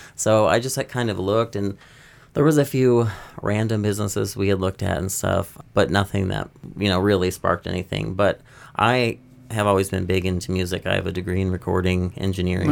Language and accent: English; Upper Michigan, United States; also born or lived in Florida; now in Nashville, United States; I grew up in Upper Michigan